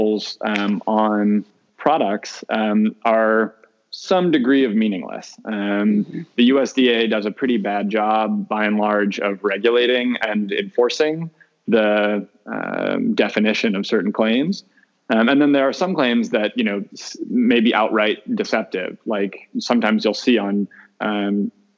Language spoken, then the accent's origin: English; outside of Chicago, Illinois, United States; I grew up outside of Chicago. I grew up in the Midwest, eating a real traditional Midwest diet